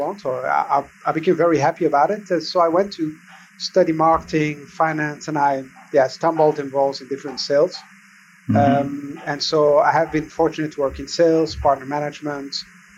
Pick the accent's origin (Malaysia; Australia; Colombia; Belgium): Belgium; I was born and raised in Belgium